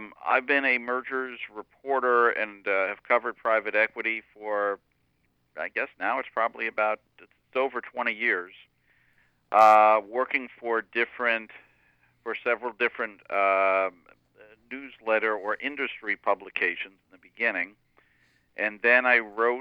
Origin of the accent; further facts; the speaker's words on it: Dover-Foxcroft, Maine, United States; now in New York, United States; I grew up in Dover, Foxcroft, which is not far from Bangor